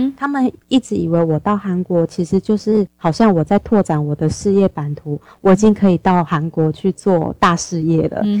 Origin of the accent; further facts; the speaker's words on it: Taipei, Taiwan; moved away as an adult; now in South Korea; 我是台北人，我住新北市